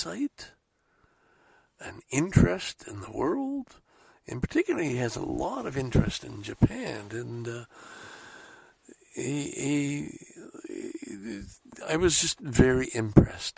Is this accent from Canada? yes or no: yes; Salaberry-de-Valleyfield, Quebec, Canada; also born or lived in Scarborough, Toronto; now in Toronto, Canada; Valleyfield is, of course, my hometown